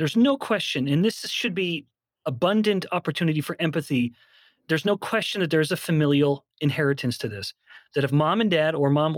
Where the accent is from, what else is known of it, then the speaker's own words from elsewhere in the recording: Canada; I'm a white guy, I'm from Canada